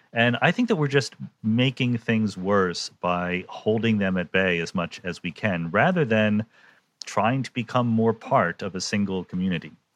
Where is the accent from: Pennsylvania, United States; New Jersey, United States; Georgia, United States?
Pennsylvania, United States; Yardley; I grew up in Bucks County, which is just north of oh, Philadelphia.